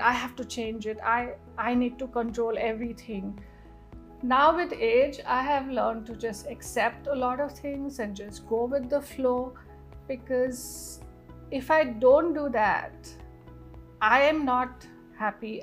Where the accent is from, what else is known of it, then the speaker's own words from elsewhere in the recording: Northeast India, India; moved away; we come from the Northeast where you know women are really empowered in the true sense of the word